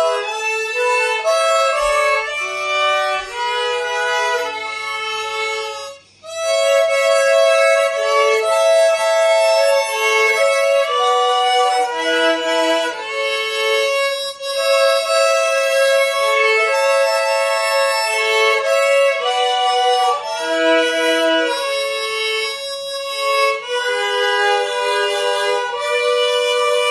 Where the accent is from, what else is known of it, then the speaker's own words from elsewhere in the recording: New York City, New York, United States; growing up in Brooklyn